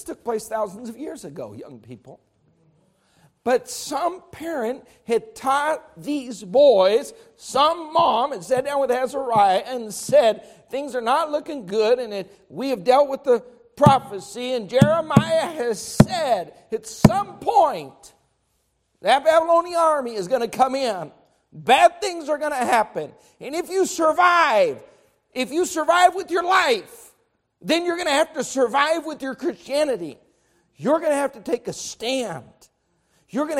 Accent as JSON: {"language": "English", "country": "United States", "said": "I'm an American"}